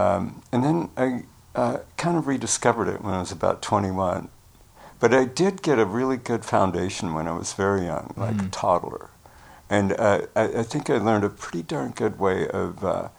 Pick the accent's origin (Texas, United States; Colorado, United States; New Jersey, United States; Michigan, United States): Colorado, United States; Glenwood Springs; In Glenwood Springs, Colorado